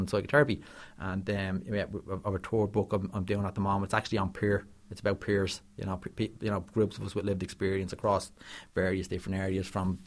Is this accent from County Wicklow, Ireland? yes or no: no; Dublin, County Dublin, Ireland; I grew up in Ballymun. I'm from Coltry